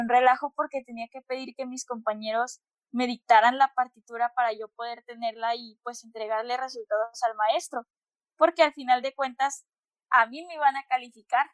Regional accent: Monterrey, Nuevo León, Mexico; soy de Monterrey, tengo 22 años

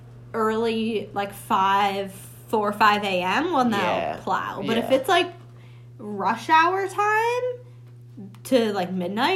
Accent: Northeast, United States; of growing up in the Northeast and the snow

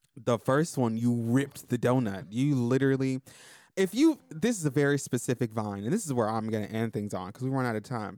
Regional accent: Florida, United States; growing up in, in Florida because I leveled up in Florida

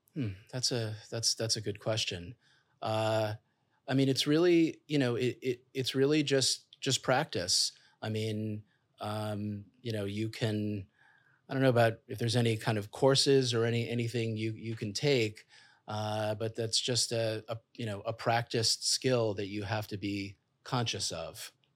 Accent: New York City, New York, United States; I'm a kid from Queens, came from modest beginnings

